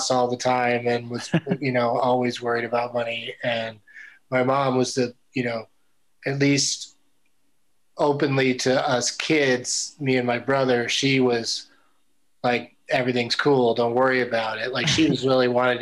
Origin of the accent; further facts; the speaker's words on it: San Diego, California, United States; I grew up in San Diego and in a part of San Diego called El Cajon was where I went to high school and our home.